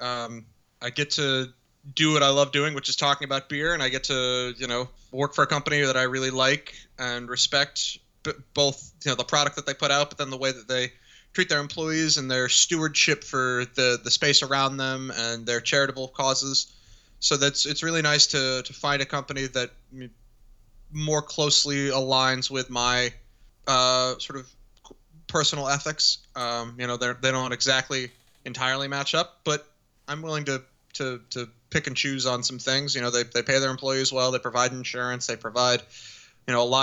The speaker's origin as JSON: {"language": "English", "town": "Arlington", "country": "United States", "tie": "born or raised there", "said": "I grew up in Arlington"}